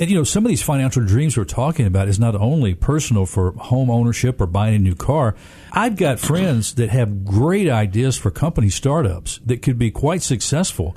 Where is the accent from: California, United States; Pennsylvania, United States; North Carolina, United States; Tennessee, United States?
Tennessee, United States; Memphis; I grew up here in Memphis, single parent home